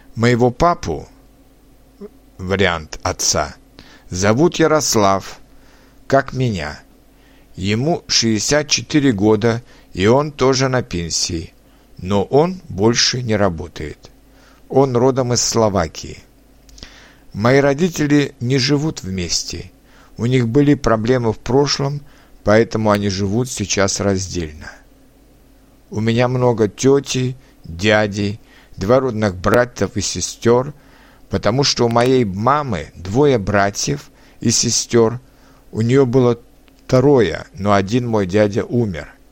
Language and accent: Russian; Litvínov, Ústí nad Labem Region, Czechia; Russian is a second language; also born or lived in Most, Czech Republic; now in Prague, Czech Republic; Я родился 25 сентября 1981 года в чешском городе Мости, который расположен рядом с моим родным городом Литвиновым.